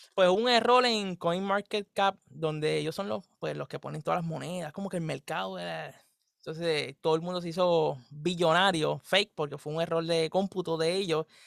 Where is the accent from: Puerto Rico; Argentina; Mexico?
Puerto Rico; somos de Puerto Rico